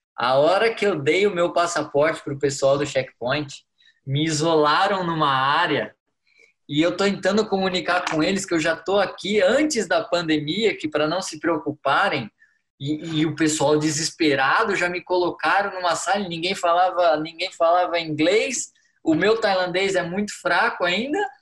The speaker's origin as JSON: {"language": "Portuguese", "town": "Jundiaí", "region": "São Paulo", "country": "Brazil", "moved": "as an adult", "lives_now": "Bangkok, Thailand", "said": "eu procuro nem falar que eu sou brasileiro"}